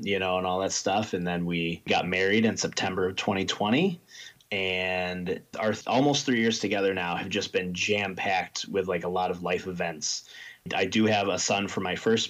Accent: Batavia, New York, United States; I grew up out in Batavia, New York

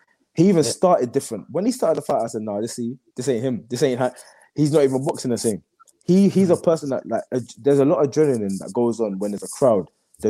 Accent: London, United Kingdom; he's from South London, I'm from East London, but we're both from London.

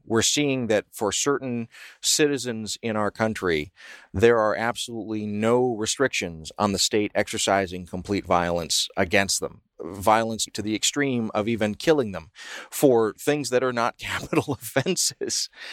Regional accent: the South, United States; my own community growing up in the South

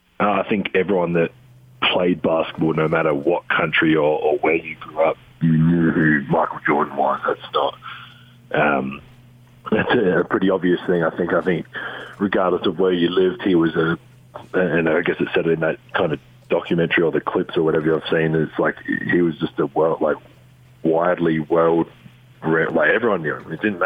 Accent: Adelaide, South Australia, Australia; My dream growing up was to play for Australia and was to play for the Adelaide 36ers, my hometown team.

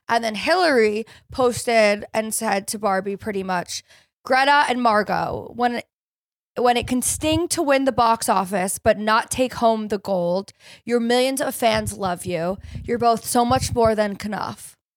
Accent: California, United States; I'm a from California

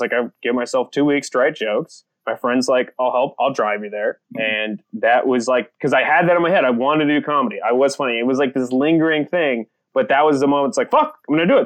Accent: Apex, North Carolina, United States; born or raised there; also born or lived in San Francisco, California / El Salvador

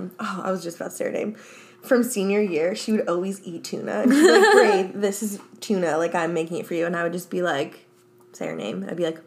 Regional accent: New Jersey, United States; I'm from New Jersey.

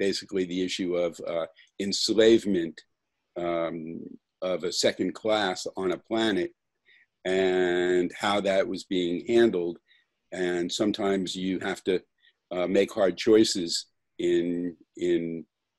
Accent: Florida, United States; I grew up in Florida

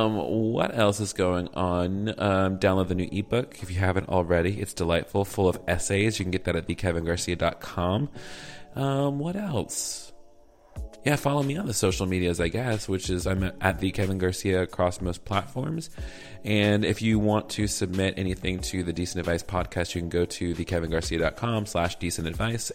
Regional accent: the South, United States; accent: southern; my southern accent got real heavy just then.

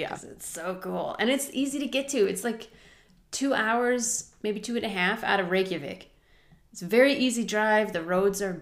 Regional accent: United States; I'm American

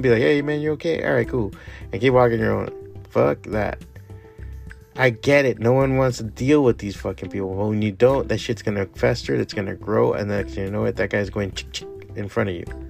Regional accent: Miami, Florida, United States; also born or lived in San Francisco / Chicago / New York; Miami is my hometown. I grew up here. I was raised here.

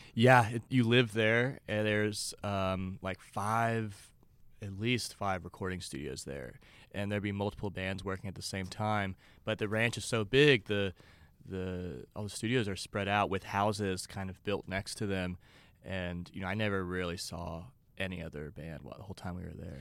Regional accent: Beaumont, Texas, United States; it's called Beaumont, Texas

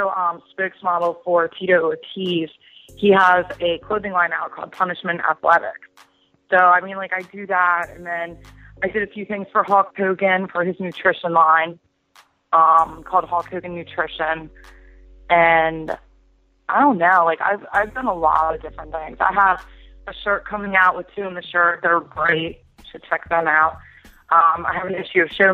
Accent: Jarrettsville, Maryland, United States; moved away as an adult; now in Miami, United States; I'm originally from a place called Jarrettsville, Maryland. It's a little country town up in Maryland. It's, like, where I went to high school and grew up and everything

